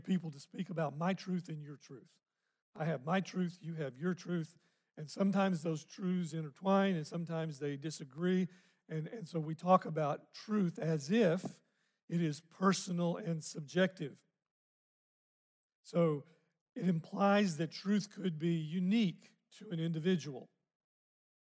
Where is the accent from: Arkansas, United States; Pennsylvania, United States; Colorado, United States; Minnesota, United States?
Arkansas, United States; I grew up in Arkansas